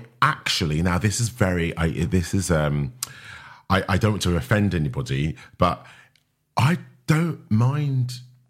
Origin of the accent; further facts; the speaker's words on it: East Ham, London, United Kingdom; I was born in East Ham, East